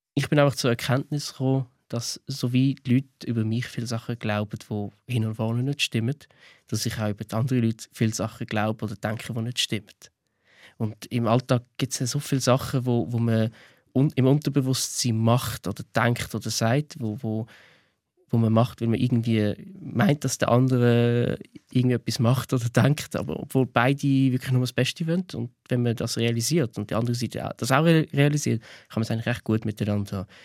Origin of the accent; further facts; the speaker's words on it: Switzerland; Ich bin Schweizer.